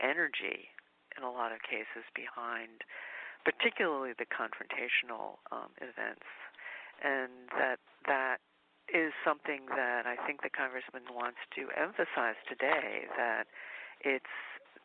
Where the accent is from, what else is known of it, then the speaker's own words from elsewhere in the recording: Washington, District of Columbia, United States; I'm originally from Washington, D.C., but grew up in a southern family